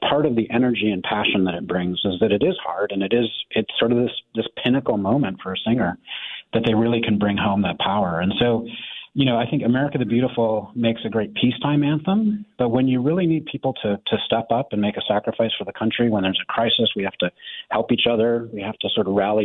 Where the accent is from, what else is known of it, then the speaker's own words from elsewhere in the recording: United States; as an American